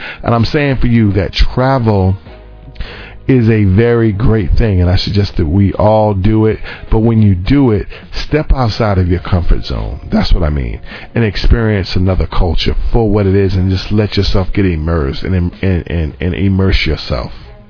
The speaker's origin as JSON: {"language": "English", "town": "New York City", "region": "New York", "country": "United States", "tie": "born or raised there", "said": "And I'm from, like, I'm really born and raised in New York City. I know I don't really sound like it. And by the way, I'm very proud of that, because New York is real"}